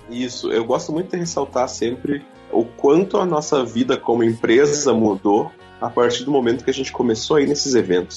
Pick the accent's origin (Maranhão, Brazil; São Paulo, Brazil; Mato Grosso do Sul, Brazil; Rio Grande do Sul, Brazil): Rio Grande do Sul, Brazil; Santa Maria; a gente é de Santa Maria, no Rio Grande do Sul